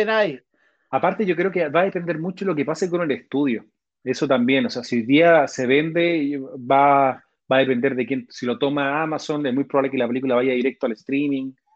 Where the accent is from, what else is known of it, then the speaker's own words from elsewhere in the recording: Chile; nosotros como chilenos